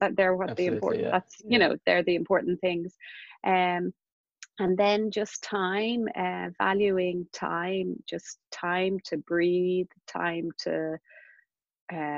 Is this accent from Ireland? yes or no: yes; Castleknock, Leinster, Ireland; I grew up in Castleknock